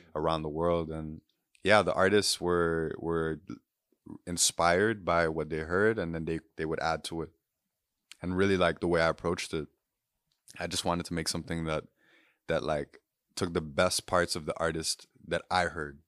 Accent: Port-au-Prince, Ouest, Haiti; also born or lived in Guyana; I'm from Puerto Prince, Haiti and grew up there, but my mom's Guyanese

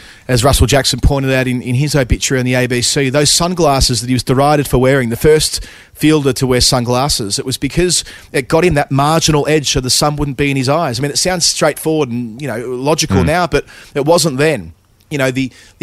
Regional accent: Melbourne, Victoria, Australia; growing up in Melbourne at the time that I did

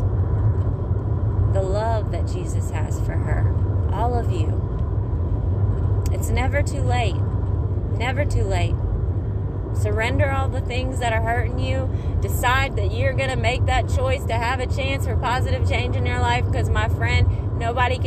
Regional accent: Mississippi, United States; now in Florida, United States; Mississippi, y'all, my hometown.

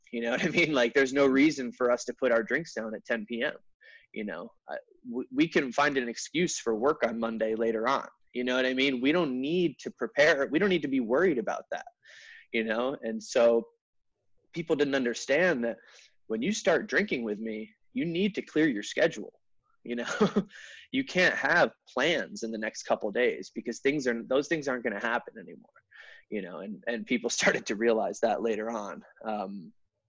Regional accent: Connecticut, United States; moved away; I'm originally from Connecticut, like I said. You know, I grew up out there

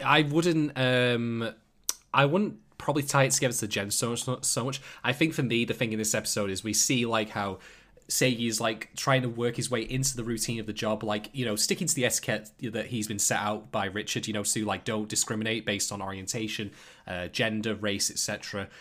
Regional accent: United Kingdom; I'm a, I'm a British guy myself

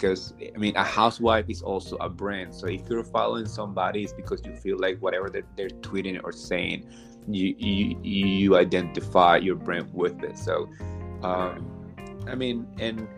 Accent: New Jersey, United States; I grew up in Jersey in the town next to the town where they filmed the first season

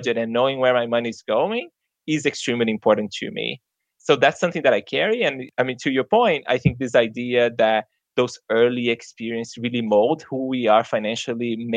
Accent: Brazil; English is a second language; moved away as an adult; now in United States; I grew up very low income in Brazil.

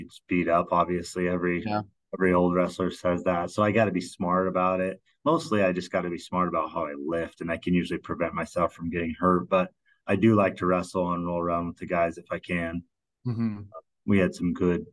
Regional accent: Vernal, Utah, United States; also born or lived in Japan / Nevada / California; I was from Utah

